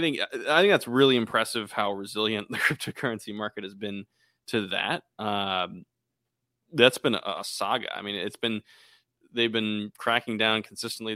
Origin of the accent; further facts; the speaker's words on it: Boston, Massachusetts, United States; We're actually from Boston